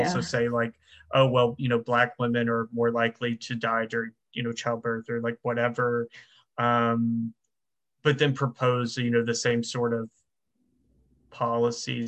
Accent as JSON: {"language": "English", "region": "the South", "country": "United States", "said": "I'm from the South"}